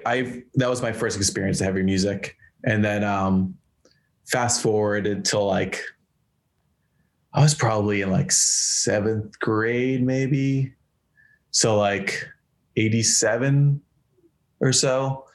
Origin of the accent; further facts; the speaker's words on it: Marlborough, Massachusetts, United States; Like I grew up in Massachusetts, like right between Boston and Worcester, this little town called Marlborough. And I mean, I just grew up in a little town, but like smaller town.